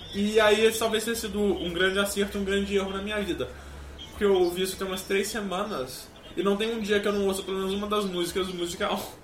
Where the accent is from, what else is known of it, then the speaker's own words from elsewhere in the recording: Minas Gerais, Brazil; como mineiro eu me sinto ligeiramente chamado de caipira